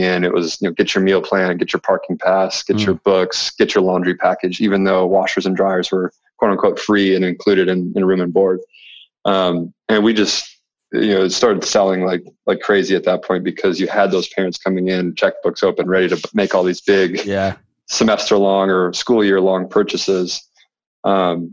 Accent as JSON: {"language": "English", "town": "Red Wing", "region": "Minnesota", "country": "United States", "moved": "yes", "lives_now": "Charlotte, United States", "said": "I'm from Red Wing, Minnesota, originally"}